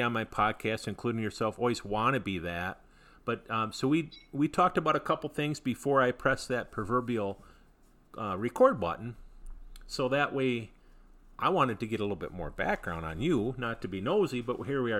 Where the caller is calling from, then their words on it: Michigan, United States; I'm calling from Michigan